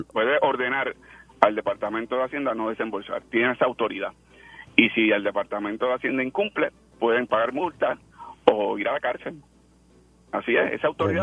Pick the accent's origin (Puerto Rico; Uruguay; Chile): Puerto Rico; nosotros los puertorriqueños